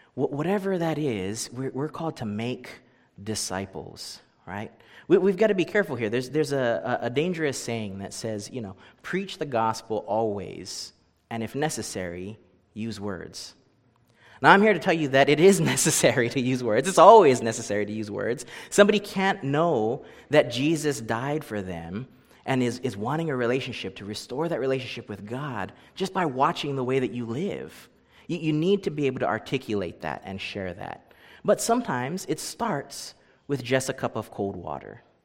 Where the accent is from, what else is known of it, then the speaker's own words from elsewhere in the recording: Hawaii, United States; moved away as an adult; I grew up in Hawaii